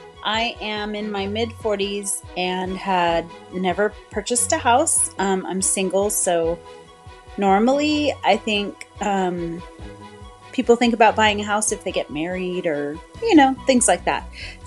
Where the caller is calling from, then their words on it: California, United States; Hi, Carlos. … I'm calling from Central California.